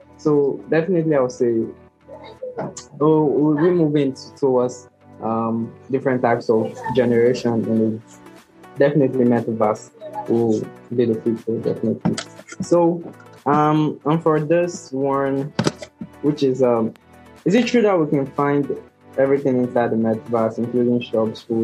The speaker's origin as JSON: {"language": "English", "country": "Nigeria", "said": "I'm from Nigeria"}